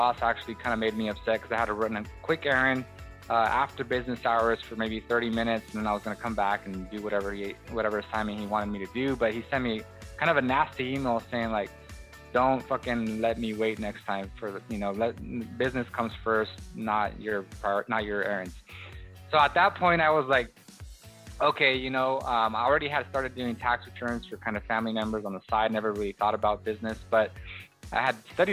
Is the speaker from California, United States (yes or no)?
yes; Watsonville, California, United States; moved away as an adult; now in Bakersfield, United States; I decided to kind of leave my hometown, which is Watsonville, California, a small little Hispanic community, and come to Bakersfield, California, which is now where I reside